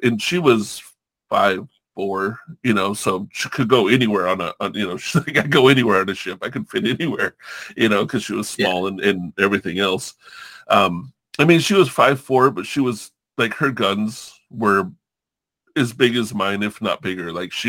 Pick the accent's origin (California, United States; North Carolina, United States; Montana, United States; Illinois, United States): California, United States; I grew up around Hispanics in California.